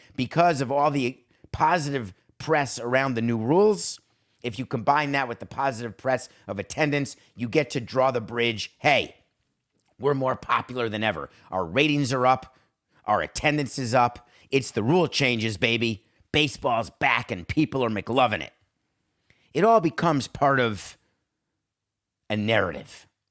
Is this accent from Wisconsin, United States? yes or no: yes; Milwaukee, Wisconsin, United States; I'm from Milwaukee